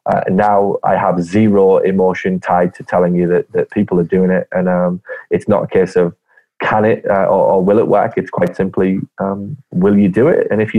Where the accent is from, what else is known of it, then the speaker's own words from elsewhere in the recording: Ireland; …, as in cough with a G. I'm Irish. It's an Irish name. My family are half Irish. So it's a very traditional Irish family background that I come from originally.